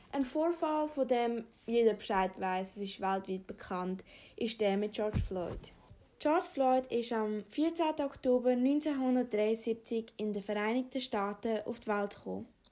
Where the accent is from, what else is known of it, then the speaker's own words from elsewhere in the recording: Afghanistan; moved away; komme gebürtig aus Afghanistan